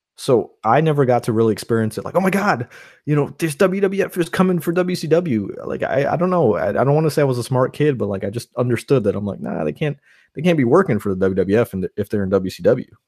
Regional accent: New York, United States; moved away; I grew up in New York

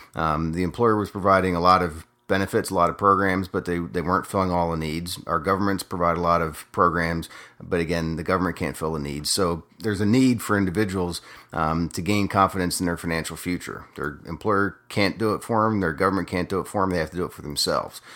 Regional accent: Harrisburg, Pennsylvania, United States; moved away as an adult; grew up in a little town called Harrisburg, Pennsylvania

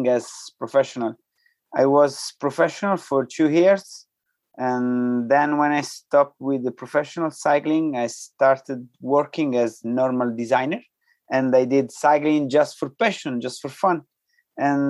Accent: near Rome, Lazio, Italy; English is a second language; I was born in near Rome, in the area of Rome

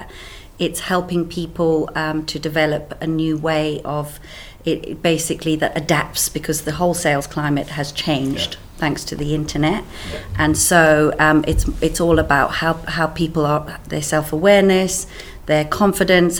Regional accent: Cape Town, Western Cape, South Africa; accent: South African; moved away as an adult; also born or lived in Swaziland; now in United Kingdom; My accent comes from South Africa. I grew up in South Africa

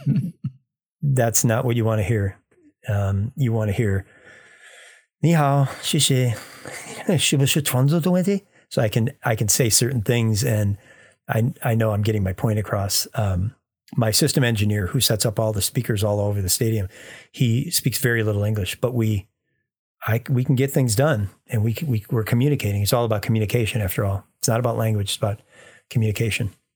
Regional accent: United States; I'm an American engineer

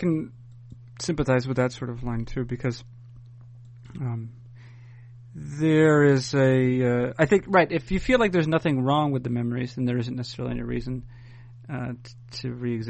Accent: New England, United States; I grew up in New England in the 80s largely

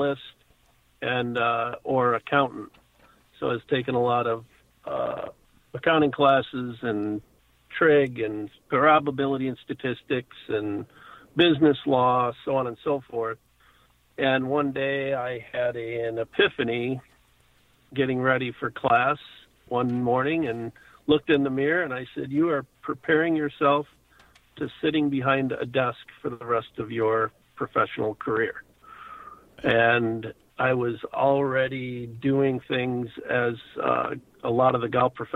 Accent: Traverse City, Michigan, United States; Born and raised in Traverse City

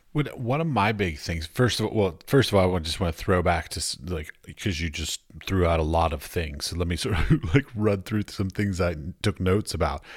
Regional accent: United States; I grew up outside of Washington, D C

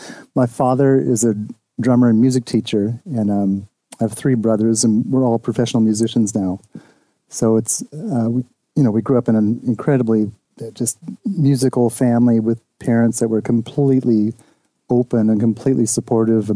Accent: Seal Beach, California, United States; we're from Seal Beach, Long Beach area

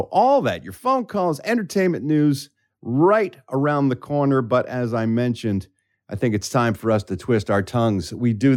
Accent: Philadelphia, Pennsylvania, United States; I'm from Philadelphia

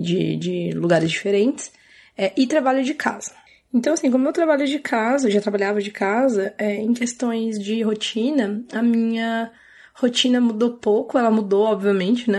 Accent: Paulínia, São Paulo, Brazil; Eu sou de Paulínia, interior de São Paulo, perto de Campinas

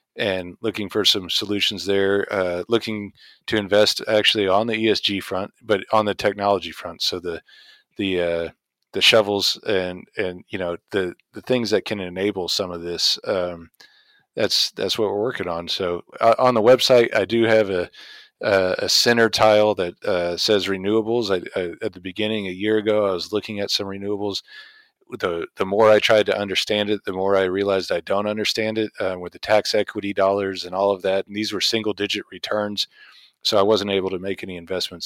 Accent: Indiana, United States; I grew up in Indiana, uh, in the oil field, but plenty of corn around

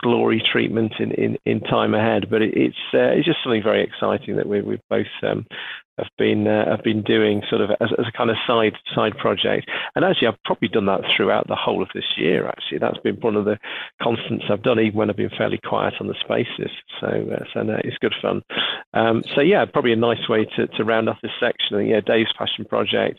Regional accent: United Kingdom; being British

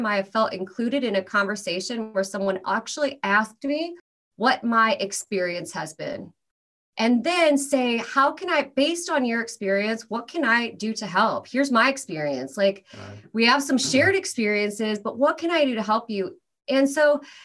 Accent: Iowa, United States; first language English; moved away as an adult; now in Los Angeles, United States; I'm originally from Iowa

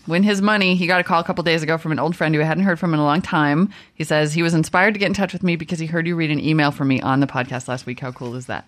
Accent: Midwest, United States; I'm from the Midwest.

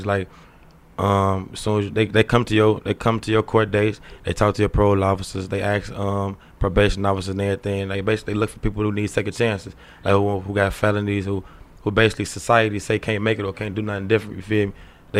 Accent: Chicago, Illinois, United States; I've been in the streets all my life. I'm from Roseland area, the hundreds.

